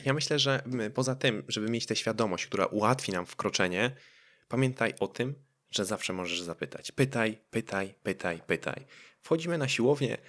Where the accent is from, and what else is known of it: Poland